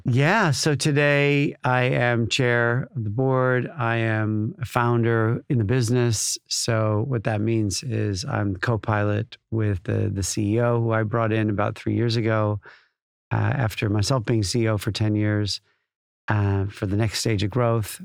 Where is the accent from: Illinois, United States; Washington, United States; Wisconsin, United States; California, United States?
Illinois, United States; Chicago; moved away as an adult; now in United Kingdom; growing up in Chicago